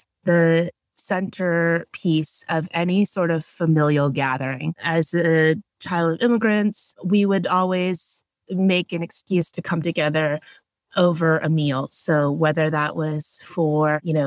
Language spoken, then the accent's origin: English; Houston, Texas, United States; I grew up in Houston, Texas